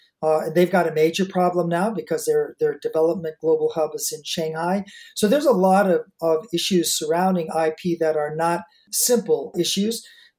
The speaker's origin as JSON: {"language": "English", "town": "Detroit", "region": "Michigan", "country": "United States", "tie": "born or raised there", "also_born_or_lived": "Beijing / Shenzhen / Hong Kong / Singapore", "moved": "as an adult", "lives_now": "Australia", "said": "I grew up in Detroit, as Rich did."}